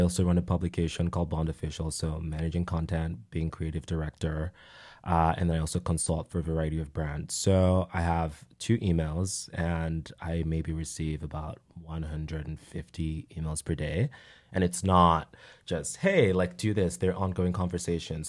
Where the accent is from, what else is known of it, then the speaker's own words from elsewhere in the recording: Nigeria; moved away; Growing up in Nigeria, being around people who were like me